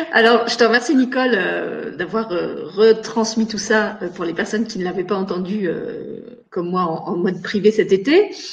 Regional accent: Moselle, Grand Est, France; moved away as an adult; now in Luxembourg; je suis née en meurthe moselle mais j'ai grandi en Moselle, j'ai fait toutes mes études et j'ai commencé ma vie professionnelle en Moselle

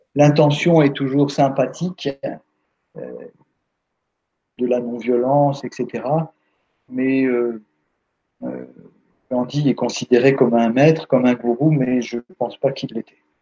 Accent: France; on est français

